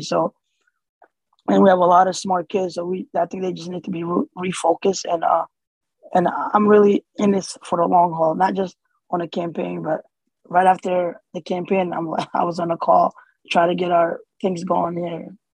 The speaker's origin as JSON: {"language": "English", "town": "Erie", "region": "Pennsylvania", "country": "United States", "tie": "born or raised there", "also_born_or_lived": "Somalia / Kenya", "second_language": "English", "said": "even though I was born in Somalia, I left there when I was three and we moved to Kenya five years. So Erie is home to me"}